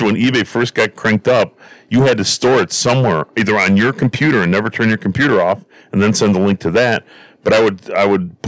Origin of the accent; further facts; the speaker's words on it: Stickney, Illinois, United States; we grew up in Stickney. We knew all our neighbors